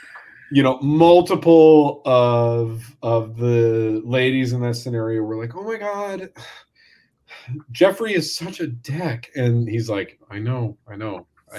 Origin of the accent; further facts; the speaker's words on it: Yorkshire and the Humber, United Kingdom; Hi, I'm from Humberside.